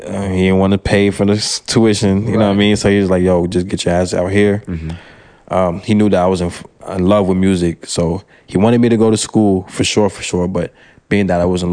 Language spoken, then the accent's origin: English; Pennsylvania, United States; born or raised there; first language French; English is a second language; moved away as an adult; also born or lived in Brussels, Belgium; now in Texas, United States